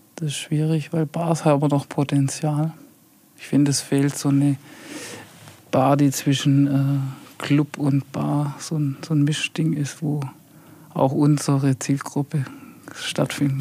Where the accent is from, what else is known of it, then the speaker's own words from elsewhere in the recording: Heilbronn, Baden-Württemberg, Germany; now in Untergruppenbach, Germany; Ich komme aus Heilbronn. Also Heilbronn ist so für mich wirklich Heimat.